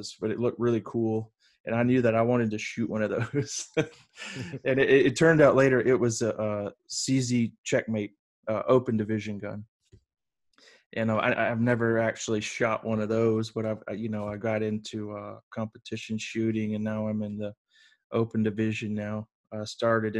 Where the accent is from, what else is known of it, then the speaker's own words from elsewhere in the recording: the South, United States; also born or lived in Columbia, South Carolina; I grew up in the South